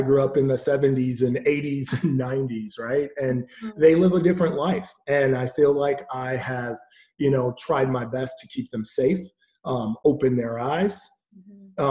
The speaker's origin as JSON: {"language": "English", "town": "Milwaukee", "region": "Wisconsin", "country": "United States", "tie": "born or raised there", "said": "I grew up in Milwaukee, Wisconsin"}